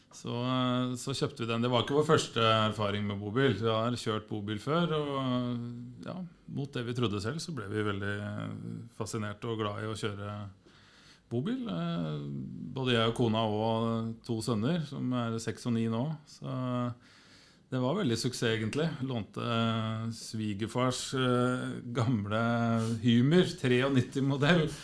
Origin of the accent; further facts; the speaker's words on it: Skarnes, Innlandet, Norway; jeg er født på Skarnes, eh, litt på, på, på, på, landet